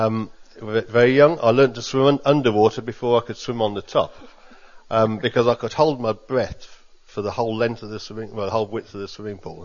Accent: England, United Kingdom; I grew up in England

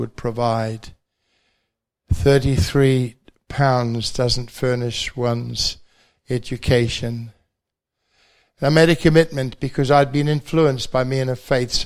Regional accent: New Zealand; accent: Kiwi; moved away as an adult; also born or lived in London / Bradford; in my good Kiwi accent

